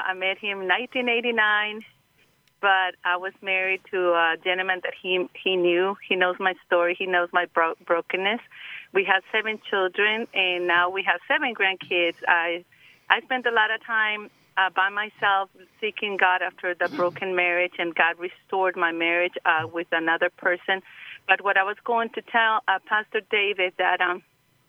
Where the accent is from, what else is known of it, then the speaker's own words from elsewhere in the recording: Costa Rica; I'm from Costa Rica